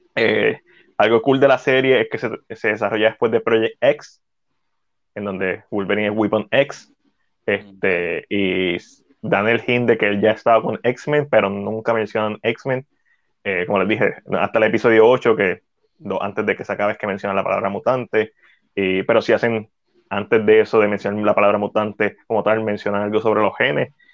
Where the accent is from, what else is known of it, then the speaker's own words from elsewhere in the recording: Puerto Rico; accent: Boricua; es bien en boricua